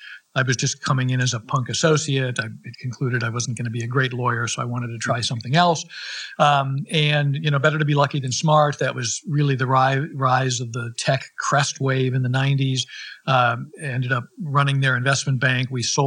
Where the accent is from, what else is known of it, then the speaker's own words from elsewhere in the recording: Minnesota, United States; moved away as an adult; also born or lived in Massachusetts; now in San Francisco, United States; I grew up in Minnesota, and I went off to college and law school at Harvard. And I came to San Francisco, where we're sitting today, right out of law school.